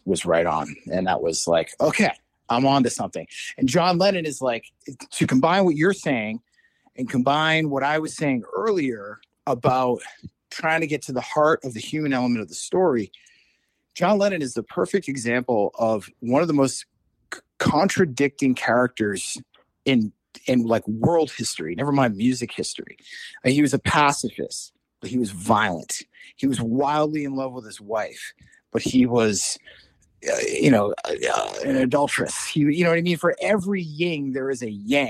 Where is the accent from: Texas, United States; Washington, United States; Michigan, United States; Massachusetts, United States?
Massachusetts, United States; growing up in Massachusetts